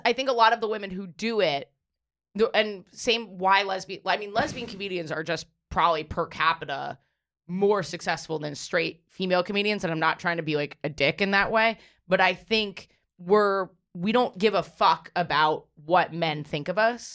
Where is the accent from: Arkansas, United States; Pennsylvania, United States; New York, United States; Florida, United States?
New York, United States; I'm from here. I'm born and raised in New York.